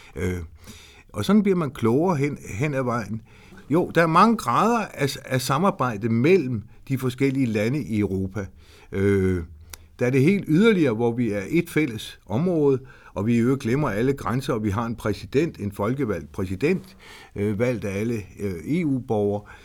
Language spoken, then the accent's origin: Danish; Horsens, Central Denmark Region, Denmark; Jeg er født i Horsens. Jeg er østjyde.